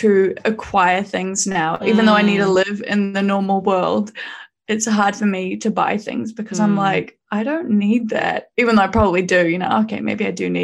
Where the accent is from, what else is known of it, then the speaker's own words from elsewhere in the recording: New Zealand; I was from New Zealand